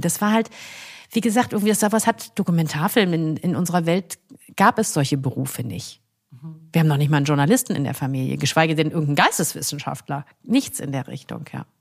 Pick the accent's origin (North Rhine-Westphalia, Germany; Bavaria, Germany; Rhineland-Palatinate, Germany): North Rhine-Westphalia, Germany; Essen; also born or lived in Kassel; now in Cologne, Germany; Ich komme nun mal aus Essen